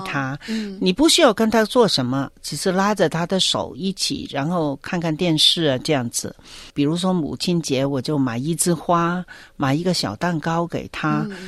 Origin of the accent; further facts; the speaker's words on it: Hong Kong; moved away as an adult; now in Victoria, Australia; 我们香港人做事的效率还是蛮高的